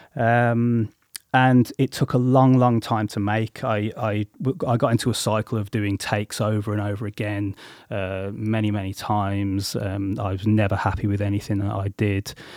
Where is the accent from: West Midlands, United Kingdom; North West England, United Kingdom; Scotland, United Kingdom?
West Midlands, United Kingdom; Coventry; also born or lived in Solihull; I grew up in Coventry